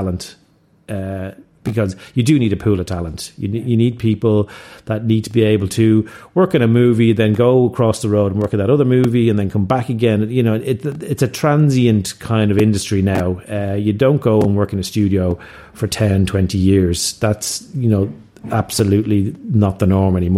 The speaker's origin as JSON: {"language": "English", "town": "Dublin", "region": "Leinster", "country": "Ireland", "said": "I've lived in Dublin most of my life. I'm from Dublin."}